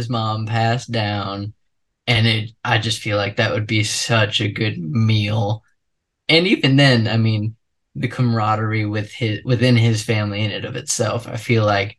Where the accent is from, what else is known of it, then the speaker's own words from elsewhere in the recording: Texas, United States; I'm from Texas